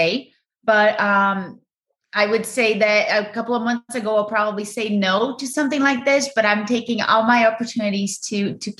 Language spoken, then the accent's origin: English; Brazil; English is a second language; moved away as an adult; now in United States; I grew up in Brazil, loving family